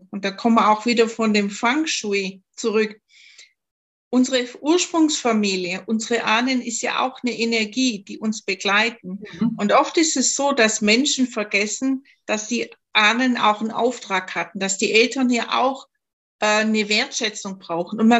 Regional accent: Baden-Württemberg, Germany; accent: Swabian; Ich komme ja aus Schwaben, man hört es vielleicht im Dialekt.

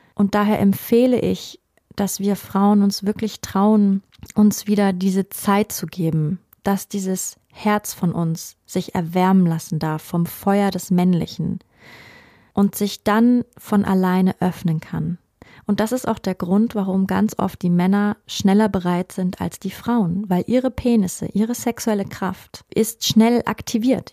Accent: Germany; bei uns in Deutschland

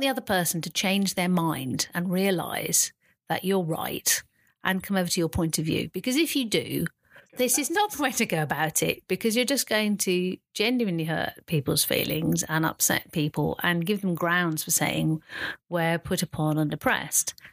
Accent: the Cotswolds, near Stroud, South West England, United Kingdom; I mainly grew up in the Cotswolds, in a little village near Stroud

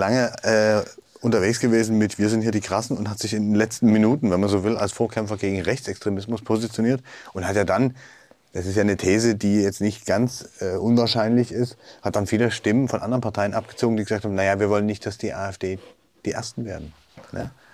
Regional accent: East Germany, Germany; als Ostdeutsche

